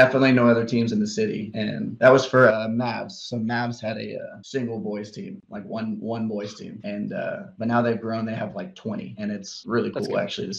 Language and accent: English; Kansas City, United States; moved away; also born or lived in Texas; I grew up in Kansas City